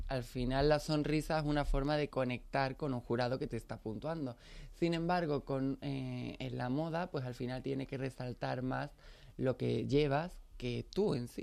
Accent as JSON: {"language": "Spanish", "town": "Pilas", "region": "Andalusia", "country": "Spain", "tie": "born or raised there", "said": "soy de Pilas, ¿qué conoces de mi pueblo?"}